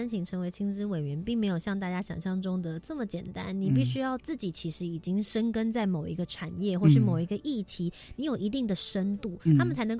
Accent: Taiwan; 身为一个台湾人，我出去要跟大家讲的话

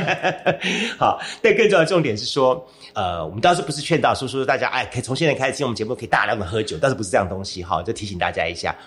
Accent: Kaohsiung, Taiwan; 自己本身是小时候在盐城区，呃，度过了我的童年一部分

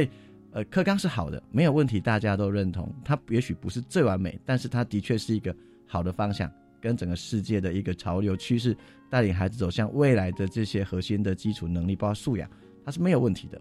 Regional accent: Tainan, Taiwan; moved away as an adult; now in Nantou County, Taiwan; 我不是南投人，我是台南人

